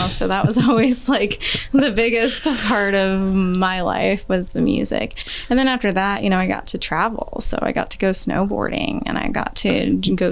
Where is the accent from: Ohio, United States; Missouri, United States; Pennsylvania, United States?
Missouri, United States; Kansas City; I grew up here in Kansas City, um, all around Kansas City, anywhere from 58th and Harrison all the way to the Northland